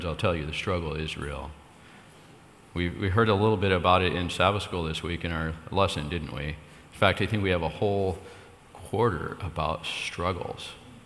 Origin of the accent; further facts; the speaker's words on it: State of Jefferson, California, United States; That's where I'm from.